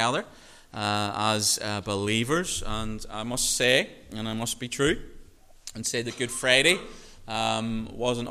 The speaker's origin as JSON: {"language": "English", "region": "Northern Ireland", "country": "United Kingdom", "tie": "born or raised there", "said": "growing up in Northern Ireland"}